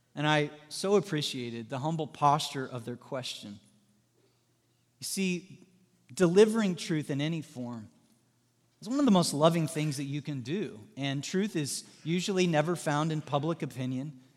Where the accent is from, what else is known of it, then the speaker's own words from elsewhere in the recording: Southwest Missouri, United States; moved away as an adult; now in Indiana, United States; I'm from Southwest Missouri